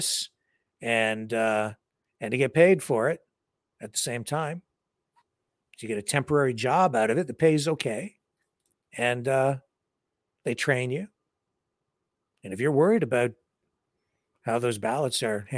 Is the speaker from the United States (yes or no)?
no; Southwestern Ontario, Canada; I grew up in Southern Ontario, Southwestern Ontario